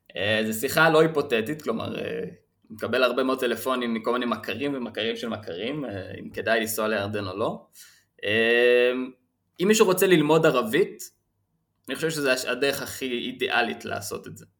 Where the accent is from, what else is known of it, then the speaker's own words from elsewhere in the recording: Israel; אני מישראל